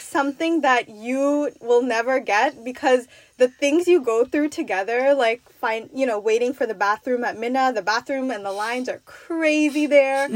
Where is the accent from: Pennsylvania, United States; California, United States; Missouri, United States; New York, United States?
New York, United States; I'm from New York